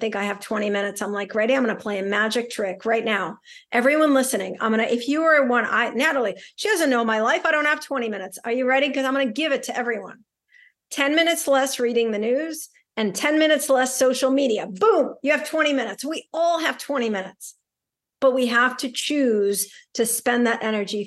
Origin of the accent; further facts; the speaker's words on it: Saint Petersburg, Russia; also born or lived in New York City; now in Boston, United States; I grew up in St. Petersburg, Russia.